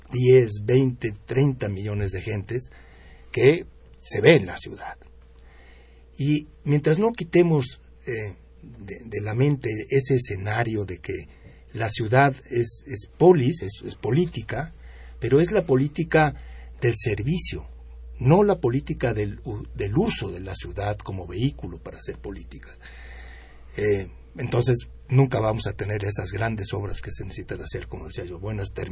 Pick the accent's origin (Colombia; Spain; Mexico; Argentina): Mexico; Mexico City; bueno, es que yo soy de la Ciudad de México y a mí me encanta y amo la Ciudad de México